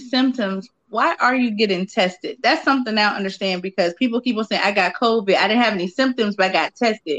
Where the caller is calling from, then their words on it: Georgia, United States; I'm in Georgia